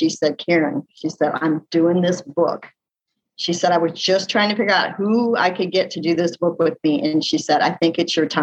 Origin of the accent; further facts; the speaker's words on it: Missouri, United States; now in Pensacola, United States; I'm actually a Midwestern girl. I was born and raised in Missouri.